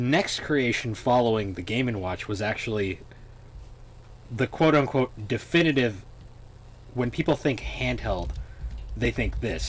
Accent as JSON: {"language": "English", "region": "Massachusetts", "country": "United States", "said": "we're from Massachusetts"}